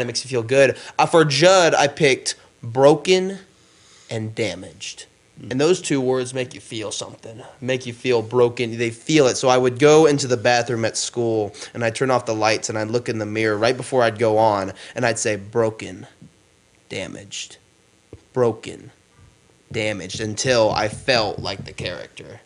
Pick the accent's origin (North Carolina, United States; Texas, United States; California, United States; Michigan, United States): North Carolina, United States; Gastonia; also born or lived in New York; this was like in my hometown